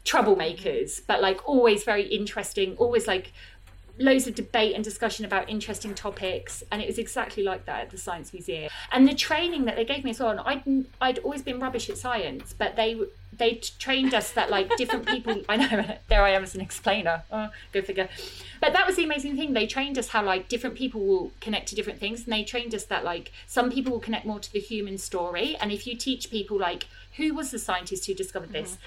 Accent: Croydon, London, United Kingdom; now in southeast London, United Kingdom; I I am from Croydon, like you say, from Purley in Croydon.

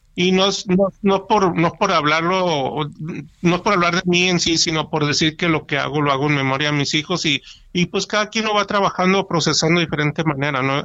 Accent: Hermosillo, Sonora, Mexico; moved away as an adult; also born or lived in Querétaro; yo estoy acá en una ciudad de Hermosillo, regresé a mi ciudad de origen

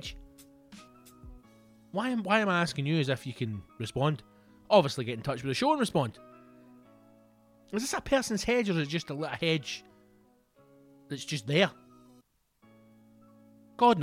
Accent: Scotland, United Kingdom; Being a Scotsman

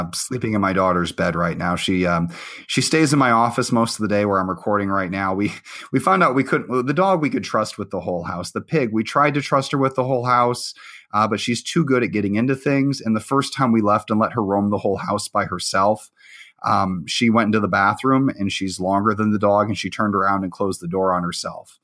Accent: Illinois, United States; also born or lived in Iowa; I actually grew up mostly in Illinois. I went there third grade through high school

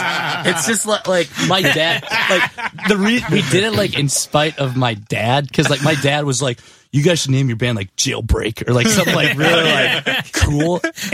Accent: Benson, Minnesota, United States; born and raised in Benson, Minnesota, which is like 3,000 people.

